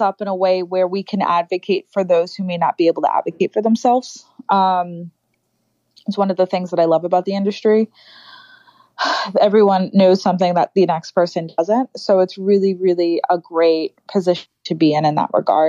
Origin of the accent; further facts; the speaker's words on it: New York City, New York, United States; growing up in the Bronx, I don't necessarily dress or look or speak the way a lot of the girls I grew up did.